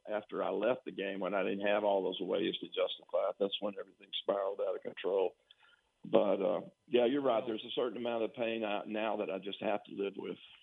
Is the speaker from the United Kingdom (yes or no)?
no; Tyler, Texas, United States; I came from Tyler Lee, and all we had was like a universal gym